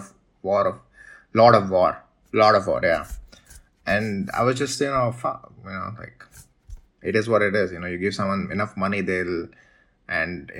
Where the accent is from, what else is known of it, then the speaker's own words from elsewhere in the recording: India; moved away as an adult; also born or lived in United States; I was from India